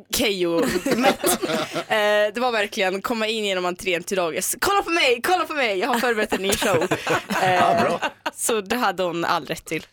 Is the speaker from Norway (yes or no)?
no; Omsk, Omsk Oblast, Russia; now in Sweden; i min hemstad, eh, i Ryssland